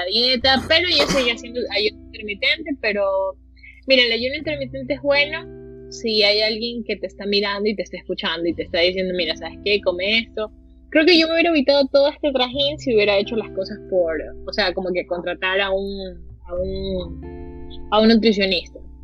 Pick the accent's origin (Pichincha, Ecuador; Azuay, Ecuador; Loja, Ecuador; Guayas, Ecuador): Guayas, Ecuador; Guayaquil; como latina, como ecuatoriana, como guayaquileña